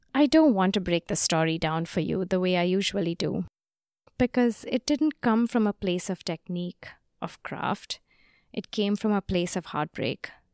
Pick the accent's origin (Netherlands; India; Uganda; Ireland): India; moved away; my home country of India